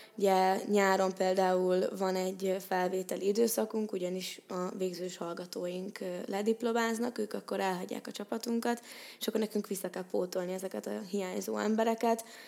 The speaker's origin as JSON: {"language": "Hungarian", "town": "Székesfehérvár", "region": "Fejér", "country": "Hungary", "tie": "born or raised there", "moved": "as an adult", "lives_now": "Pécs, Hungary", "said": "én Székesfehérvárról jöttem ide 2018-ban, most vagyok egyébként negyedéves, és én Székesfehérváron egy 8 osztályos gimnáziumba jártam"}